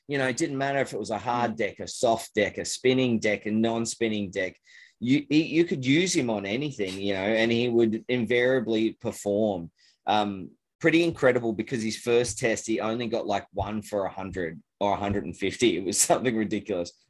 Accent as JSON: {"language": "English", "country": "Australia", "said": "You know, and being an Australian um, hmm."}